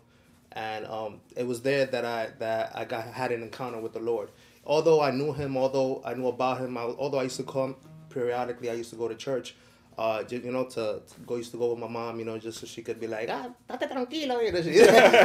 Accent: New York City, New York, United States; I grew up in Washington Heights

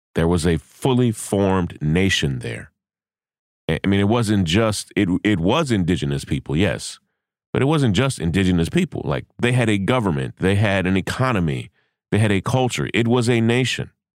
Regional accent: United States; I am an American. I have an American passport

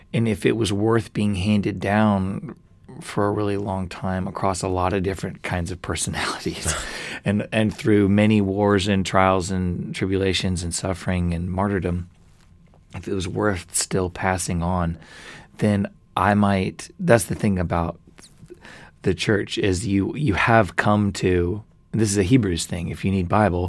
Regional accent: United States; I'm so American in these ways and I despise it, but it's in my blood.

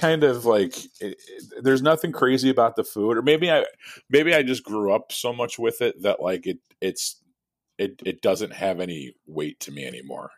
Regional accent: United States; I was born in America, but, like, s, of somewhat of Irish descent

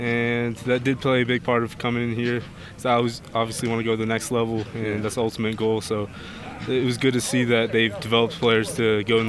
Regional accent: Ventura, California, United States; also born or lived in Los Angeles County, California; I was born in Los Angeles County, but then I moved down to Ventura and lived there most of my life.

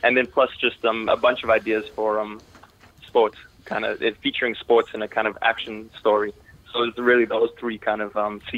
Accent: Toronto, Ontario, Canada; also born or lived in South Africa; I'm originally from South Africa. And then as a kid, my family, we moved to Toronto, Canada.

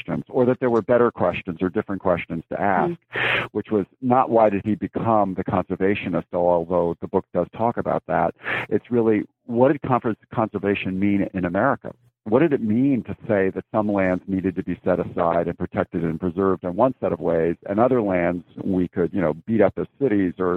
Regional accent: Connecticut, United States; moved away as an adult; now in Claremont, United States; I grew up in Connecticut and went to high school there

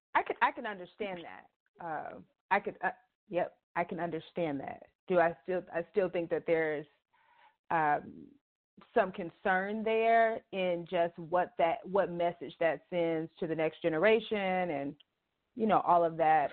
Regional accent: Chicago, Illinois, United States; moved away; I'm originally from Chicago

